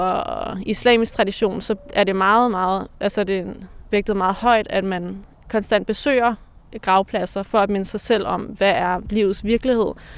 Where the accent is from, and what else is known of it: Denmark; born or raised there